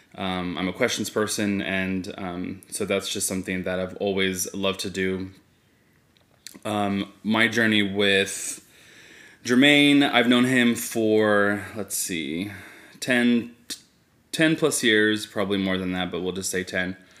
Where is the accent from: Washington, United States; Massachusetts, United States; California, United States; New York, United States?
California, United States; Fresno; I am born and raised in Fresno